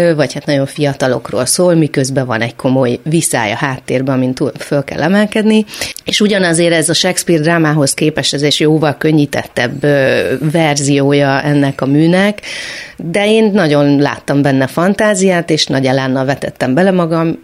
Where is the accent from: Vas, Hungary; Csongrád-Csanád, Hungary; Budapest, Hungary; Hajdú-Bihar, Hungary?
Csongrád-Csanád, Hungary; Szeged; Valóban Szegeden születtem, ott nőttem föl